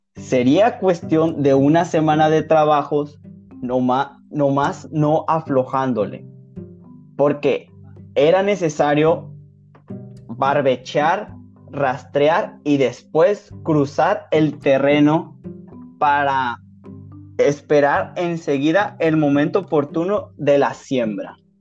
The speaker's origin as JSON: {"language": "Spanish", "region": "Sinaloa", "country": "Mexico"}